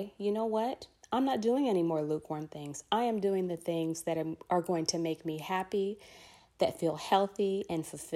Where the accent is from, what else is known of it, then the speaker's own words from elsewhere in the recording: Los Angeles, California, United States; I am a Black woman born and raised in Los Angeles, California